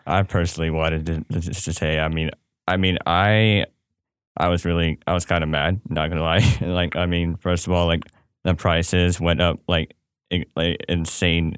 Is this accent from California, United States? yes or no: yes; Bay Area, California, United States; moved away; come from the Bay Area